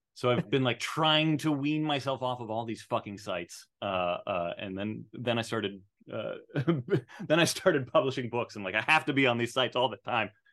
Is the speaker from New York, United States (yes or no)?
no; Arizona, United States; I was raised in Arizona